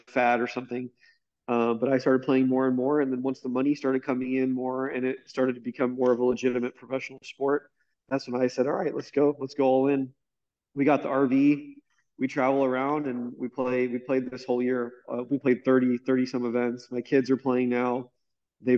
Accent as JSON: {"language": "English", "town": "Tampa", "region": "Florida", "country": "United States", "tie": "born or raised there", "also_born_or_lived": "Orlando", "said": "I grew up in Tampa"}